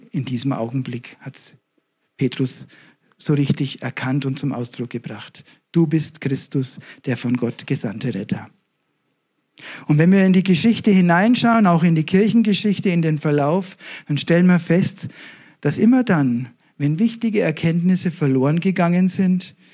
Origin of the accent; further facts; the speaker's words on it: Ebermannstadt, Bavaria, Germany; Die Gemeinde ist in Nürnberg, ich komme selber aus der Nähe von Ibermannstadt, das sind schon 50 Kilometer.